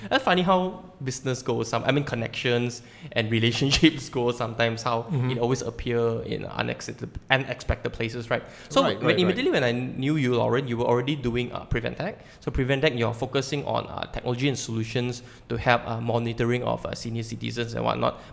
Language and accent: English; Sabah, Malaysia; now in Kuala Lumpur, Malaysia; I personally am not from KL, and I came all the way from Sabah, and my parents are still there.